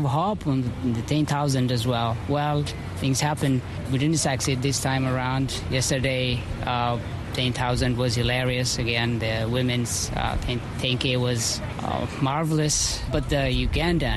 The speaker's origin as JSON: {"language": "English", "country": "Ethiopia", "moved": "yes", "lives_now": "Eugene, United States", "said": "I came from Ethiopia originally, but I've been living in Eugene for the past 6 years"}